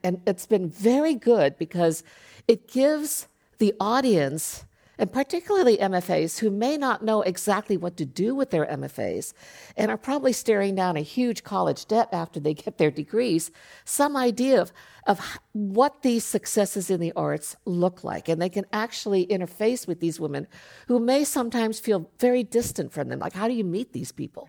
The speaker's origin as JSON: {"language": "English", "country": "Japan", "tie": "born or raised there", "moved": "yes", "lives_now": "United States", "said": "I grew up in Japan, so being five foot two was not a big deal"}